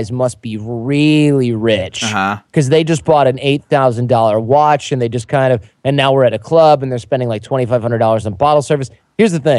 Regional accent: Michigan, United States; moved away; We're both from Michigan

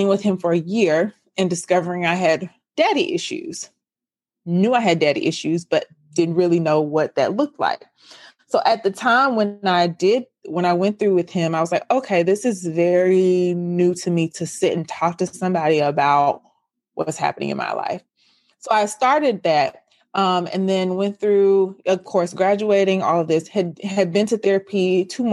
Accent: Memphis, Tennessee, United States; I am from Memphis, Tennessee. So I live in the South

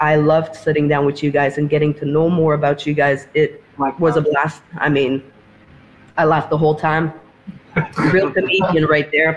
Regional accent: Montreal, Quebec, Canada; I'm from Canada

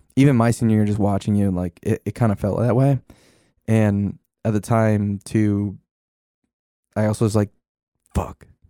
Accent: Denville, New Jersey, United States; I grew up in Denville

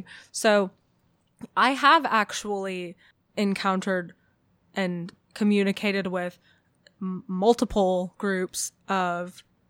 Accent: California, United States; I'm from Orange County.

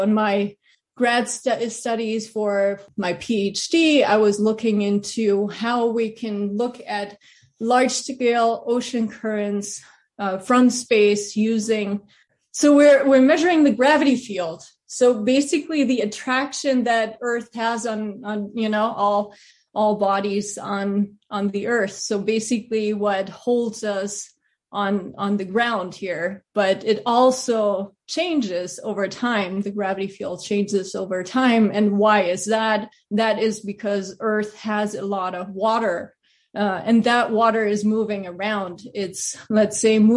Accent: Germany; moved away as an adult; also born or lived in Pasadena, California; I grew up in Germany.

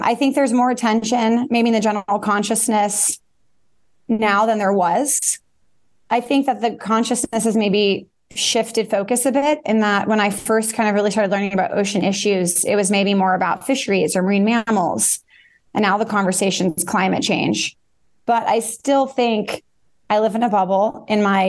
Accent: Bay Area, California, United States; I grew up in the Bay Area

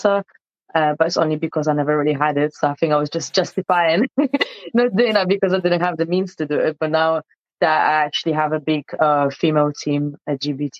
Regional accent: southern Poland, Poland; now in London, United Kingdom; I was actually born in Poland, in South Poland as well.

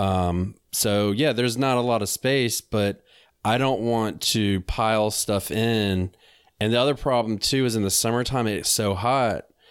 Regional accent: North Carolina, United States; I'm from North Carolina, I was just living up there for a period of time.

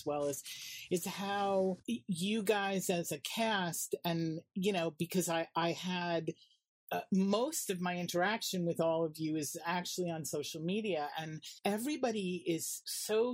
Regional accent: New York City, New York, United States; I grew up in Manhattan

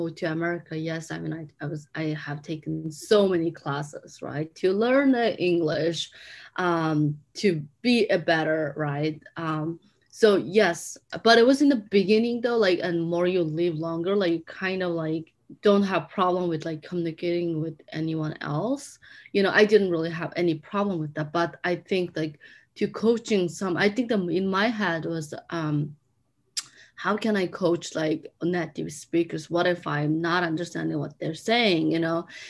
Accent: Mongolia; English is a second language; moved away as an adult; now in United States; I'm from Mongolia

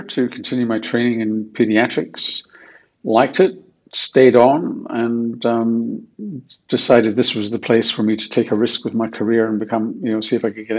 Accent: Glasgow, Scotland, United Kingdom; Well, of course, you never do know anything different. I mean, Glasgow is an interesting place.

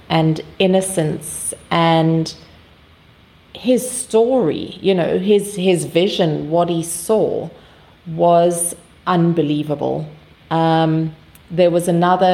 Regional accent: South Africa; I'm from South Africa

